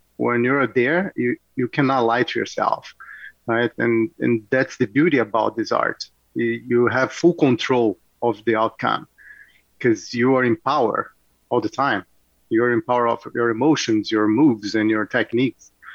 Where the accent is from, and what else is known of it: Rio de Janeiro, Brazil; born or raised there; moved away as an adult; now in Oakville, Canada